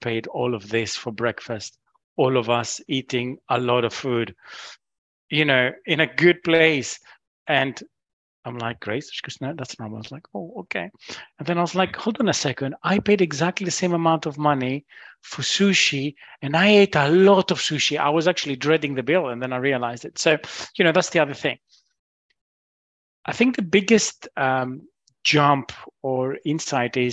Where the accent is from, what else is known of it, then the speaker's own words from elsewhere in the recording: Greece; now in United Kingdom; I'm originally from Greece